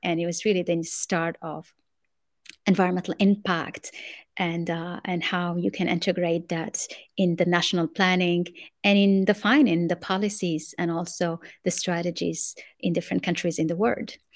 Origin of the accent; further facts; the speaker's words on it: Morocco; English is a second language; moved away as an adult; also born or lived in France / United States; I grew up in Morocco, and then I went to France to study industrial engineering.